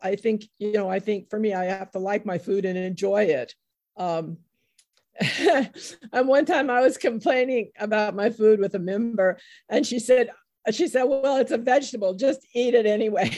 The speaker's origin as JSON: {"language": "English", "country": "United States", "tie": "born or raised there", "said": "I was born in the United States"}